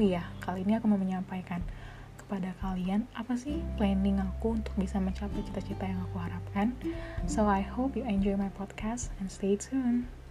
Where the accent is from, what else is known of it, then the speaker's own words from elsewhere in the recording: Palembang, South Sumatra, Indonesia; moved away as an adult; also born or lived in Lampung; asal dari Palembang